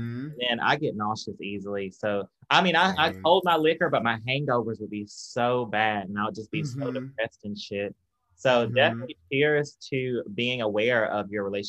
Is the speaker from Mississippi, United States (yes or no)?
yes; Tupelo, Mississippi, United States; moved away as an adult; also born or lived in Michigan / Chicago; I'm from Mississippi, Tupelo, Mississippi. But my dad's side of the family is from down here, like Louisiana, Mississippi area.